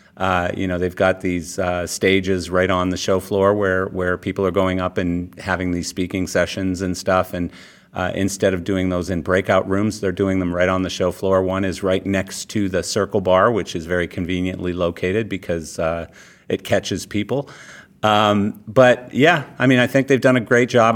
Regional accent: Calgary, Alberta, Canada; I'm born and raised in Calgary, Canada

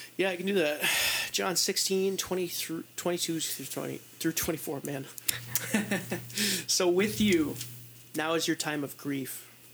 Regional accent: United States; I'm an American

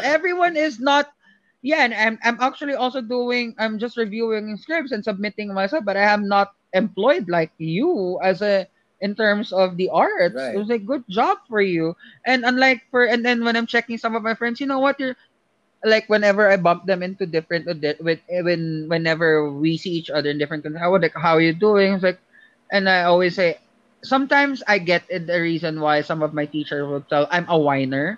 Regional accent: Philippines; moved away as an adult; now in United States; as a Filipino here and, and as an international stud, student here in the US

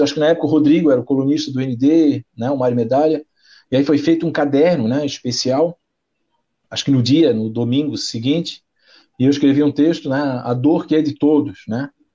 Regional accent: Florianópolis, Santa Catarina, Brazil; meu pai, meu irmão são manezinho aqui de Cacupé, aqui, nós somos manezinho

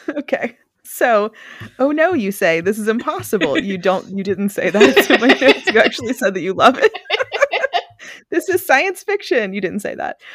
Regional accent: Mississippi, United States; I am from Mississippi.

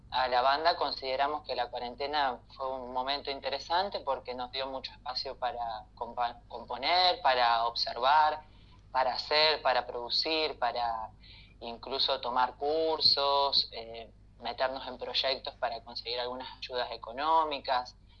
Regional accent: Santa Fe, Argentina; yo soy de Santa Fe

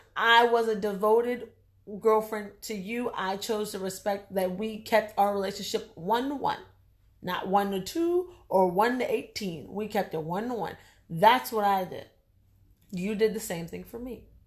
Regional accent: United States; we're African American, our ancestors are African. Excuse me, we're American

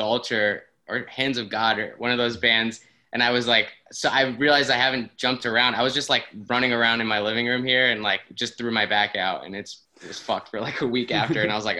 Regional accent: Toronto, Ontario, Canada; moved away; I'm from Toronto.

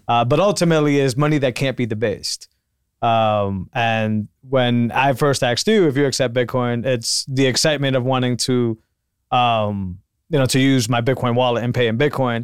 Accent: Puerto Rico; also born or lived in Massachusetts; now in Austin, United States; I'm from Puerto Rico, which thankfully is not, is still part of the U S

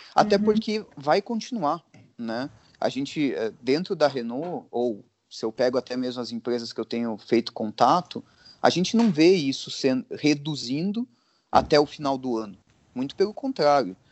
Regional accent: Brazil; a gente é brasileiro

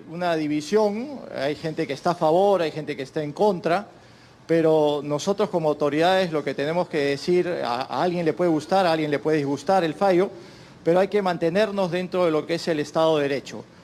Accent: Peru; como peruanos vamos a tener que cumplir eso también

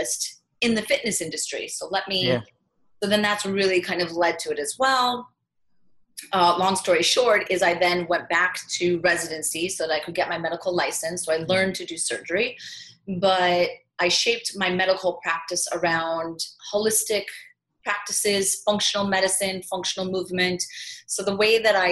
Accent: Midwest, United States; moved away as an adult; also born or lived in Manhattan, New York; now in New York City, United States; I'm from the Midwest

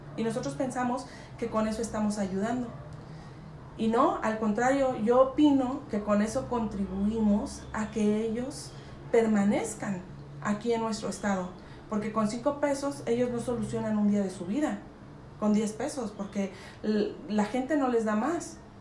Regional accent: San Juan del Río, Querétaro, Mexico; mi lugar de nacimiento es San Juan del Río, Queretana, soy, soy queretana

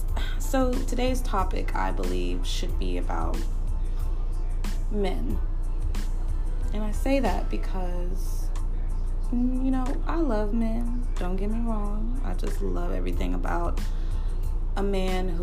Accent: Dallas, Texas, United States; I'm from Dallas, Texas, and I currently reside in Dallas, Texas

